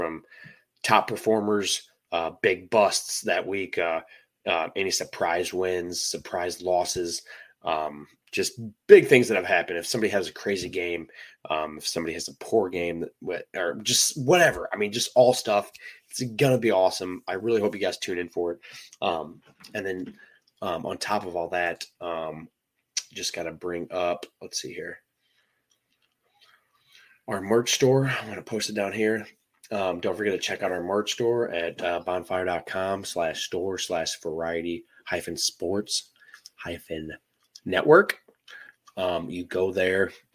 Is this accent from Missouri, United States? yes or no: yes; St. Louis, Missouri, United States; I am from St. Louis